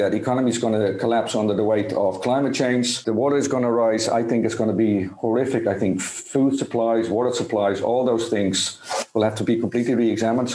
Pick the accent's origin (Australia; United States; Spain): Spain; I'm from Spain